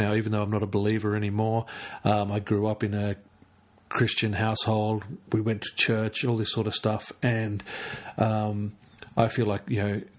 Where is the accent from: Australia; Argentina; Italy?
Australia; Canberra, Australian Capital Territory; I'm from Canberra